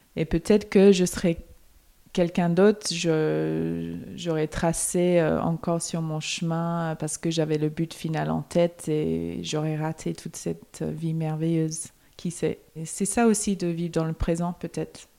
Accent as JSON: {"language": "French", "town": "Melbourne", "region": "Victoria", "country": "Australia", "moved": "as an adult", "lives_now": "Paris, France"}